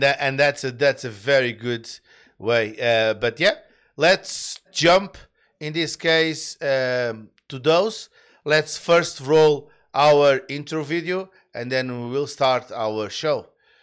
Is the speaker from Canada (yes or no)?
yes; Canada; We are, as a Canadian, we apologize in advance.